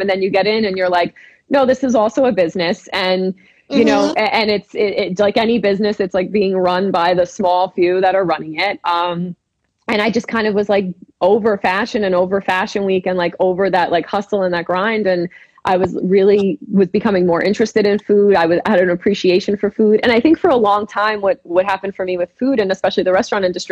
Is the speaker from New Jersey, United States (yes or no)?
yes; New Jersey, United States; also born or lived in New York City; I'm originally from New Jersey, but I spent so much time in the city